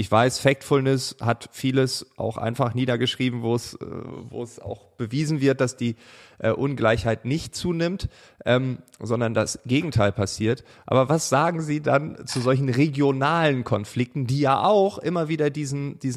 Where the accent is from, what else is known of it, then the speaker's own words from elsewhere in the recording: Berlin, Germany; wir kommen beide aus Berlin, wir haben unterschiedliche Rollen